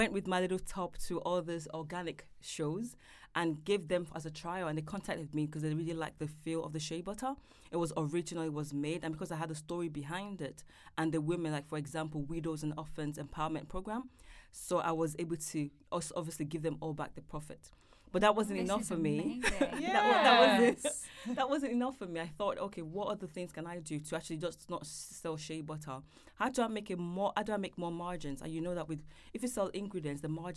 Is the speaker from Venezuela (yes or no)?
no; Nigeria; now in London, United Kingdom; I'm from Nigeria